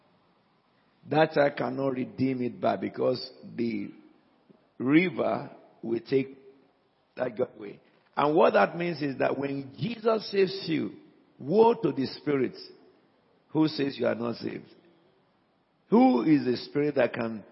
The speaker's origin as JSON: {"language": "English", "country": "Nigeria", "first_language": "Yoruba", "second_language": "English", "moved": "yes", "said": "It's my mother tongue. You know, in Africa"}